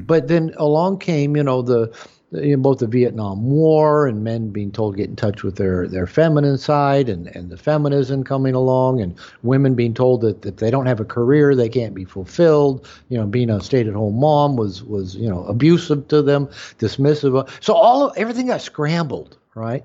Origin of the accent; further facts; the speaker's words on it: United States; as an American, as a white American male, you know, growing up in that culture